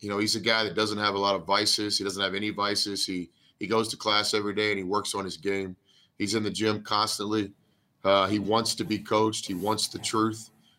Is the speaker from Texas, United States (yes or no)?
yes; Texas, United States; moved away as an adult; also born or lived in Kansas / Oklahoma; growing up in Texas, you know, Whataburger was always the spot